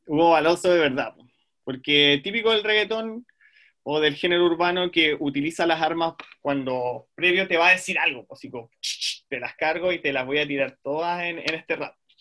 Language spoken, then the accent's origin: Spanish; Puerto Montt, Los Lagos, Chile; soy de Puerto Montt